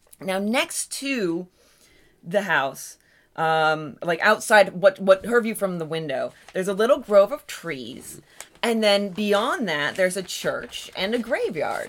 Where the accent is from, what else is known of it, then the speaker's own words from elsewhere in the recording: Allegheny National Forest, Pennsylvania, United States; the Allegheny National Forest, which is my hometown stomping grounds.